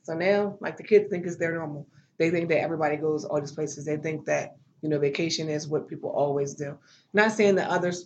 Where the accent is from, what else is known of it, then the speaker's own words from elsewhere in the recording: Delaware, United States; moved away as an adult; also born or lived in Atlanta, Georgia / Maryland; now in Washington, D.C., United States; I've lived in Delaware my entire life. And as an adult, I moved away for opportunity to Atlanta. And we currently live in D.C.